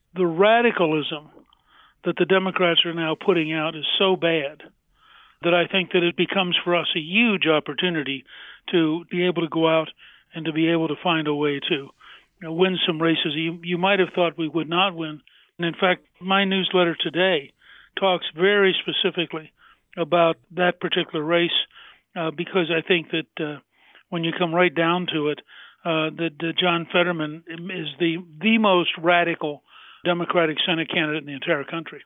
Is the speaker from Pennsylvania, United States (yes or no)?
yes; Harrisburg, Pennsylvania, United States; I was born in Harrisburg.